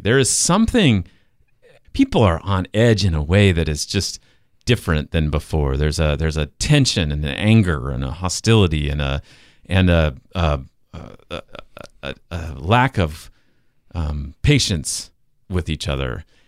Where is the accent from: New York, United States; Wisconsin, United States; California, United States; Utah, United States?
Utah, United States; Salt Lake City; moved away; I'm from Salt Lake City